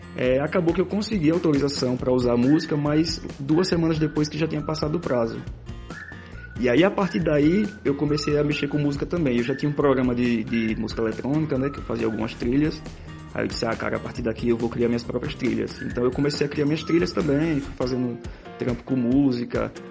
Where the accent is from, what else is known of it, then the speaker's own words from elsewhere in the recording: Itabaiana, Sergipe, Brazil; also born or lived in Aracaju; Eu sou de Aracaju, mas na infância eu morei aqui em Itabaiana, então morei no sítio dos meus avós